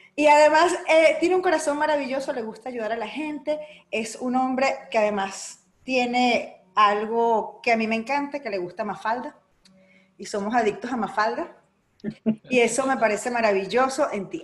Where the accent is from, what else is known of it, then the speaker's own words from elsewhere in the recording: Tía Juana, Zulia, Venezuela; also born or lived in Caracas, Venezuela; now in Orlando, United States; yo me crié en el estado Zulia, aunque nací en Caracas